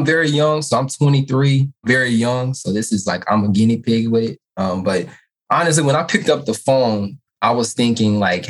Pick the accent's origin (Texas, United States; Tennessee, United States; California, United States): Tennessee, United States; Nashville; also born or lived in Louisiana; I'm from Nashville, Tennessee.